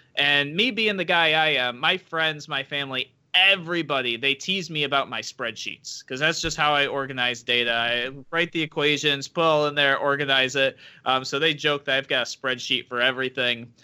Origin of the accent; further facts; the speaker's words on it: Rochester, New York, United States; I am a native New Yorker, born and raised in Rochester, New York